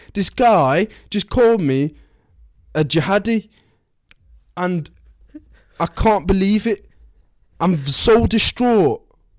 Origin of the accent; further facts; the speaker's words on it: Birmingham, West Midlands, United Kingdom; That's not Scouse. I'm from Birmingham.